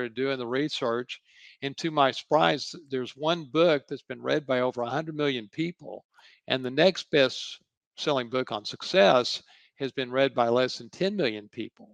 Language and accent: English; Dallas, Texas, United States; I grew up in Dallas